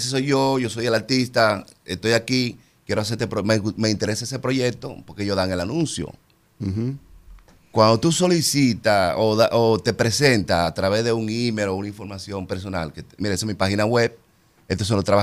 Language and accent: Spanish; Santo Domingo, Distrito Nacional, Dominican Republic; De Santo Domingo.